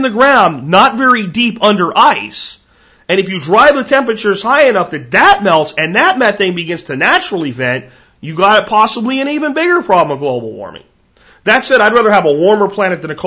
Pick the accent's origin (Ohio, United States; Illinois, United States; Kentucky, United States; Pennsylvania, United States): Pennsylvania, United States; where I grew up in Pennsylvania